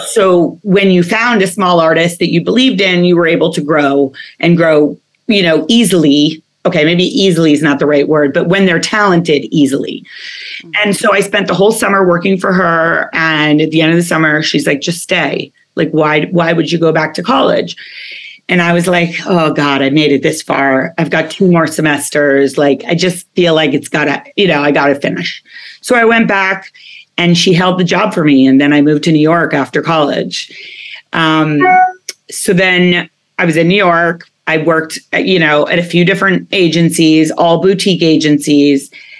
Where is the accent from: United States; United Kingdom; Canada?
United Kingdom; born there; because I was born in England. I know it doesn't sound like it.